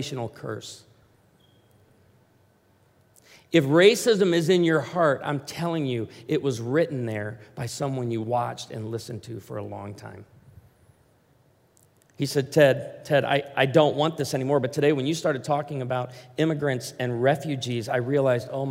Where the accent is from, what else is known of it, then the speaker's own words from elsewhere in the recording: Branson, Missouri, United States; I come from Branson, Missouri, and patriotism and honoring our veterans, high on the list